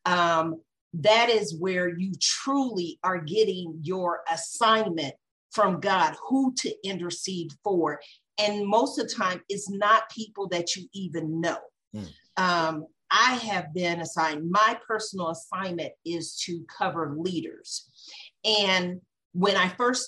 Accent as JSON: {"language": "English", "region": "Indiana", "country": "United States", "moved": "yes", "lives_now": "Colorado, United States", "said": "I'm in Colorado. I come from Indiana, but I've been in Colorado longer than I lived in Indiana."}